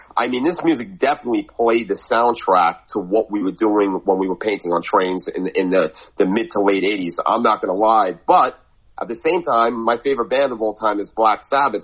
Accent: New York City, New York, United States; I grew up in Brooklyn

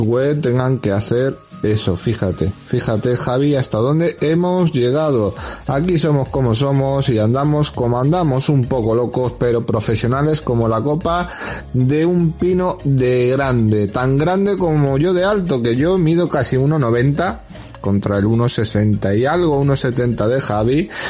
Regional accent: Puertollano, Castilla-La Mancha, Spain; soy de Puerto Llano

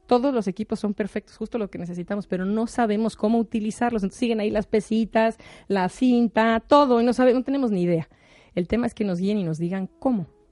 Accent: Mexico; soy mexicana

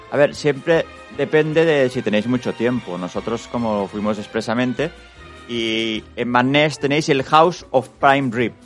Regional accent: Spain; nosotros, siendo los únicos españoles

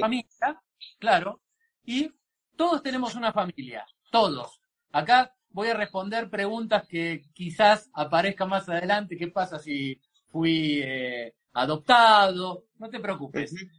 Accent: Argentina; en nuestra cultura

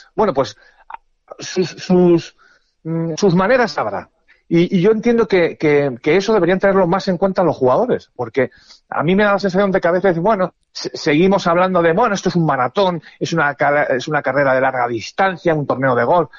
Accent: Spain; somos muy españoles

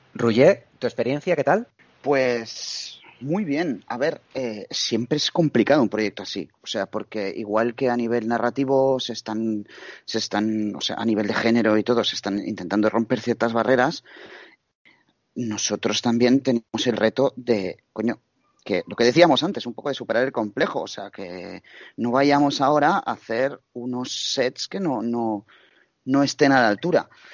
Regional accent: Barcelona, Catalonia, Spain; yo soy de Barcelona

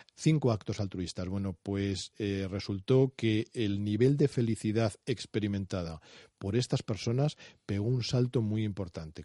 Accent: Spain; Estamos en una sociedad como la española que es apasionada por naturaleza

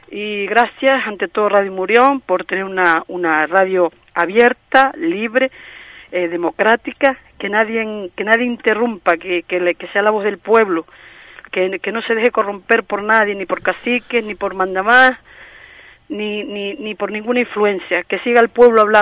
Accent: Canary Islands, Spain; Nosotros somos canarios.

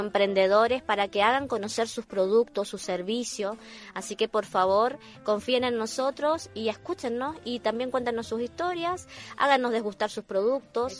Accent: Argentina; moved away as an adult; now in Chile; Yo soy argentina, pero vivo aquí hace

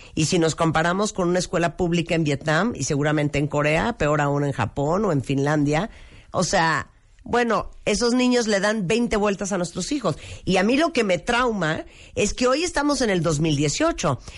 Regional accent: Mexico

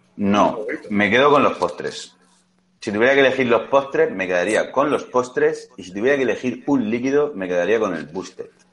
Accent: Spain

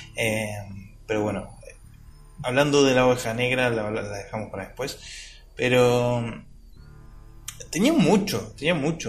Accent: Argentina; soy argentino

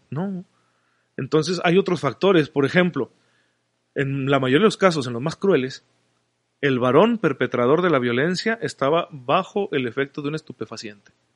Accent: Mexico; como sociedad mexicana

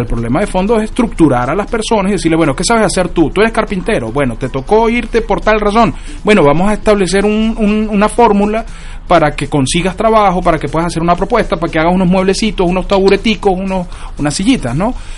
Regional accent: Venezuela; now in United States; como venezolano

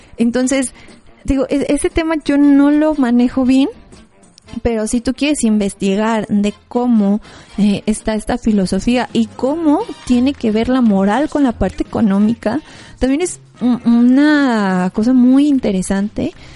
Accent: Mexico; Como mexicanos realmente es parte de nuestra historia

